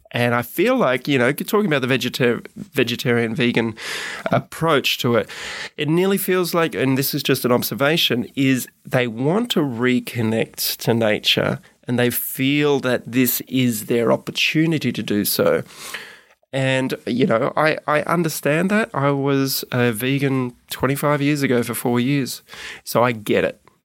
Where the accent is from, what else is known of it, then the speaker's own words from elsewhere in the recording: Gold Coast, Queensland, Australia; moved away as an adult; also born or lived in Melbourne / Sydney; I left when I was seven. Not by my choice, but, uh, parents separated. Uh, mum took me up to Queensland, actually, and raised me on the Gold Coast.